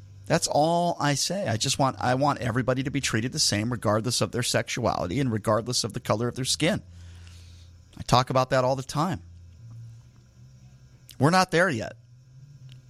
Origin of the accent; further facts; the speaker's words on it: United States; as an American